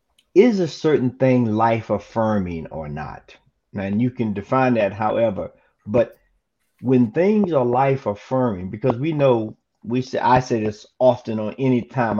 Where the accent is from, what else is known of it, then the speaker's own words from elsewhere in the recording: the South, United States; Being born and raised in the South